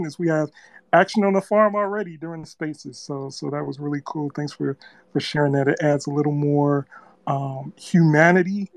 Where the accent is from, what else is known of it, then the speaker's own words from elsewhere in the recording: Midwest, United States; I am from the Midwest as well.